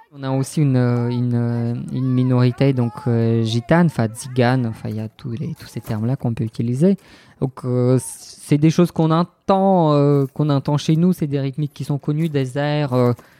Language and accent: French; Bulgaria; French is a second language; moved away as an adult; also born or lived in Rennes, France; now in Brest, France; je n'ai jamais voulu quitter la Bulgarie.